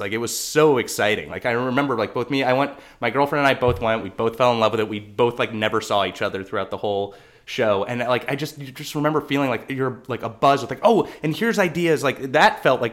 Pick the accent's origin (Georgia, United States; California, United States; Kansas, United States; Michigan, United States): California, United States; Southern; I was a SoCal kid